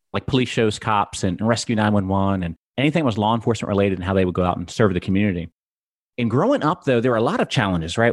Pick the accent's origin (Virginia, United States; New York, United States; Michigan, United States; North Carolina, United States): Virginia, United States; Gloucester County; I am originally from Gloucester County, Virginia. So from the East Coast.